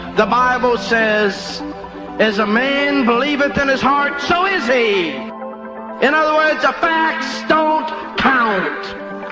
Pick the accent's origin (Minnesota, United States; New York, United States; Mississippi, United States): New York, United States; Rome; moved away; I go back to my hometown in Rome, New York